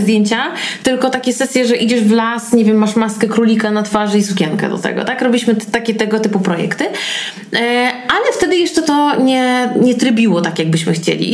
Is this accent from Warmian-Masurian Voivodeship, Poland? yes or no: yes; Warmian-Masurian Voivodeship, Poland; no bo jestem z Mazur